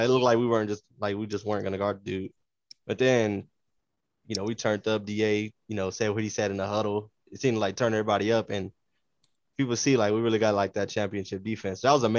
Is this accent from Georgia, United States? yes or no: no; Phoenix, Arizona, United States; I grew up in Phoenix